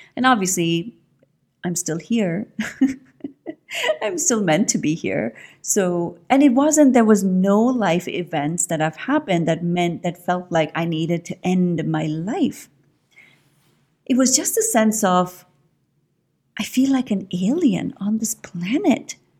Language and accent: English; India; moved away as an adult; I grew up in India. I was born in India, and I grew up, I mean, I spent my first, the first twenty years of my life in India